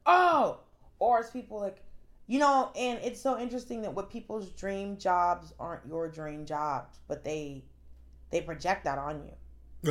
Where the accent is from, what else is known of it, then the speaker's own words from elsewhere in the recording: Atlanta, Georgia, United States; I'm from Atlanta.